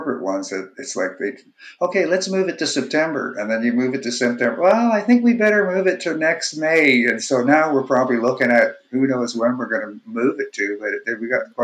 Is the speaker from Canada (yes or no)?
yes; Winnipeg, Manitoba, Canada; moved away as an adult; also born or lived in Vancouver; I'm originally from Winnipeg